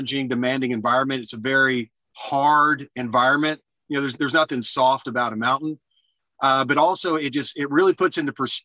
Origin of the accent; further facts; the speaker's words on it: Alabama, United States; I was born and raised in Alabama